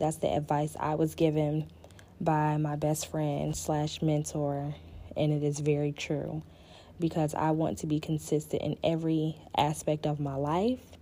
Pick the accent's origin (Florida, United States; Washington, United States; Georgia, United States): Florida, United States; Panama City; also born or lived in Pensacola, Florida / Virginia; I am originally from Panama City, Florida. Um, I was born in Pensacola, but I was raised in Panama City all of my life